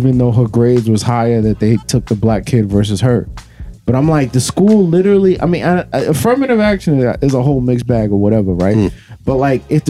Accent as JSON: {"language": "English", "region": "New Jersey", "country": "United States", "tie": "born or raised there", "said": "I grew up in Jersey, and I probably should have grown up either in the Bronx or Brooklyn based on where my family was"}